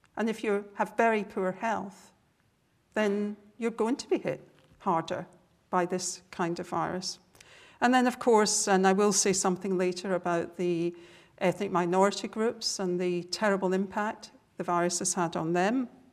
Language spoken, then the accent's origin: English; Scotland, United Kingdom; accent: Scottish; my Scottish accent